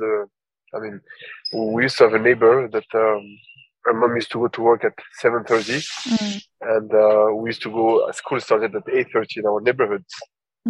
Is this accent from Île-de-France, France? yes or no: yes; Paris, Île-de-France, France; also born or lived in Tunisia; I was born and raised in Paris from the Tunisian parents